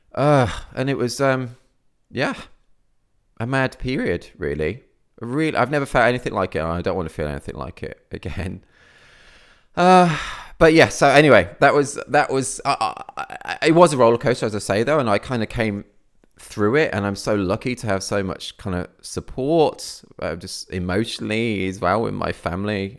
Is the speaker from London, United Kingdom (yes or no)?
no; near Birmingham, West Midlands, United Kingdom; now in Cornwall, United Kingdom; I originally, I came from the Midlands, near, near Birmingham. That's where I grew up